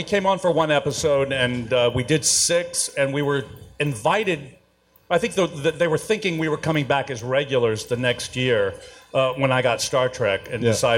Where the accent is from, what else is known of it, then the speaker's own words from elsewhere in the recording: Houston, Texas, United States; I'm from Texas. Yeah, I'm from Houston.